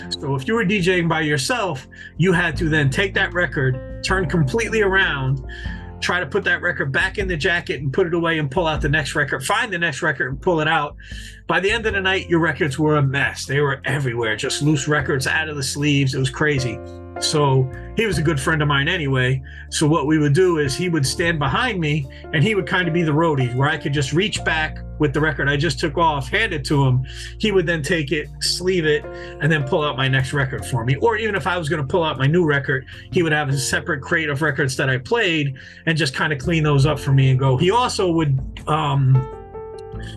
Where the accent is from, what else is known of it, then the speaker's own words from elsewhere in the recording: New York, United States; moved away; a kid I grew up with in New York